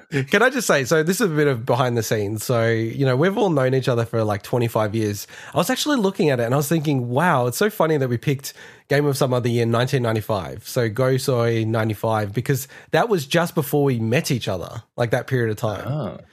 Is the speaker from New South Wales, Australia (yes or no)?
no; Melbourne, Victoria, Australia; moved away as an adult; now in Sydney, Australia; I grew up in Melbourne.